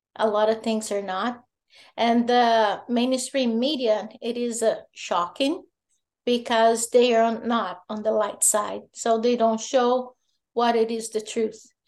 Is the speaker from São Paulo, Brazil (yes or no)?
no; Goiás, Brazil; I'm from Goiás